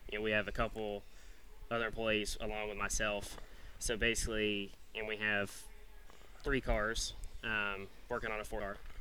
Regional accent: Tennessee, United States; moved away; I grew up racing in Tennessee

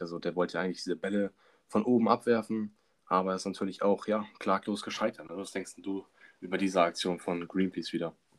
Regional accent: Germany; als Deutscher

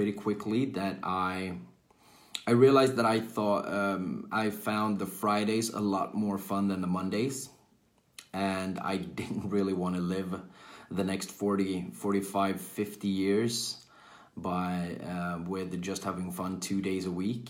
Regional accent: Sweden; I'm from Sweden, born and raised in Sweden, currently living in Sweden as well.

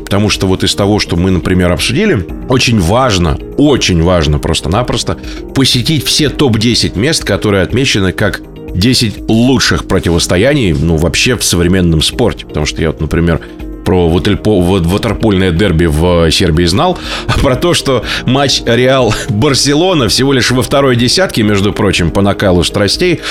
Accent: Novokuznetsk, Kemerovo Oblast, Russia; moved away; а я сам из Новокузнецкой

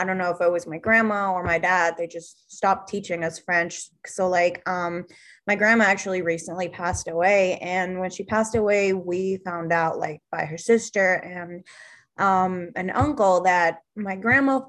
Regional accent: Nicaragua; we're from Nicaragua

